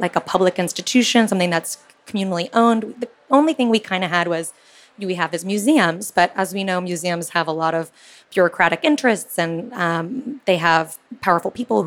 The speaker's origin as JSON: {"language": "English", "region": "California", "country": "United States", "tie": "born or raised there", "said": "I grew up in California, went to school in the Silicon Valley"}